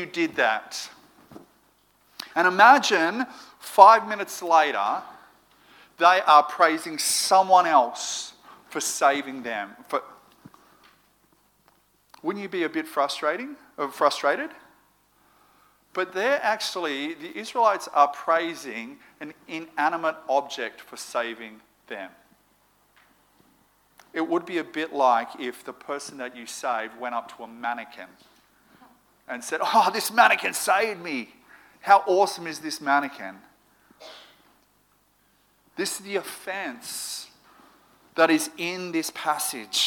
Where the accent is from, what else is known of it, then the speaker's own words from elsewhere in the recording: Moree, New South Wales, Australia; now in Sydney, Australia; growing up in Moree